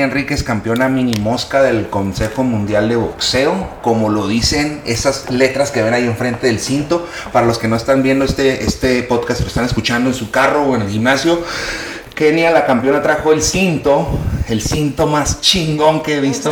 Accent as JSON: {"language": "Spanish", "country": "Mexico", "said": "así somos los mexicanos, es la cultura."}